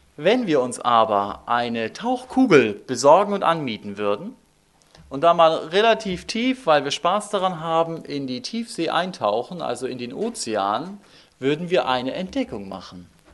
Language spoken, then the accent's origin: German; Northern Germany, Germany; moved away; Ich komme aus Norddeutschland und wir haben dort oben in Kiel ein Denkmal